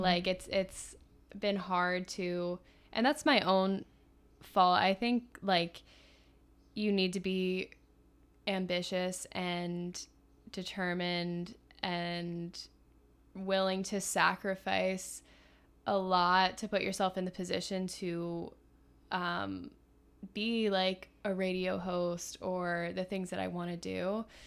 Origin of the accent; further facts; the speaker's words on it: Philadelphia, Pennsylvania, United States; I'm from Philly